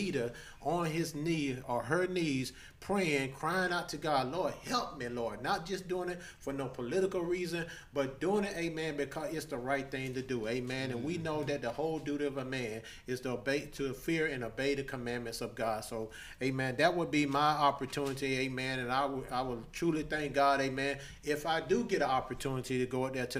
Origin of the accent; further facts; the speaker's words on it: United States; where we're from Long County, amen, it's a little small town